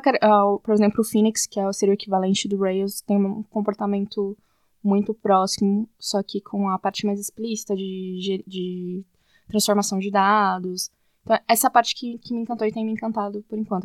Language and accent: Portuguese; Suzano, São Paulo, Brazil; eu sou de Suzano, na, na região, Suzano, São Paulo